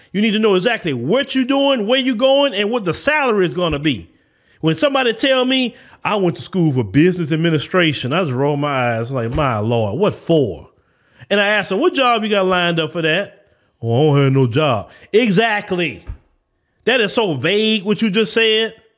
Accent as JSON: {"language": "English", "region": "the South", "country": "United States", "accent": "Southern", "said": "I'm from the South"}